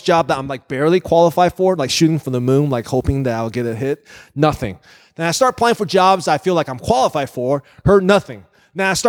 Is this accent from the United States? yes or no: yes; Virginia, United States; moved away as an adult; now in Northwest Indiana, United States; I came out to Northwest Indiana from Virginia. I grew up in Virginia